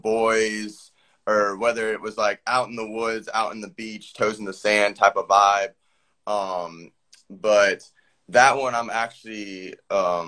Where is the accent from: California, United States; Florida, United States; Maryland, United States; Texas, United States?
Florida, United States; also born or lived in Charlotte, North Carolina; basically Florida my whole life